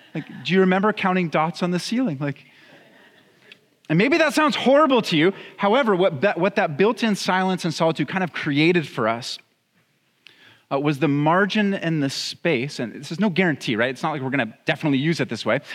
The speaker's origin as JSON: {"language": "English", "town": "Santa Clarita", "region": "California", "country": "United States", "tie": "born or raised there", "also_born_or_lived": "Pittsburgh", "said": "I grew up here in Santa Clarita"}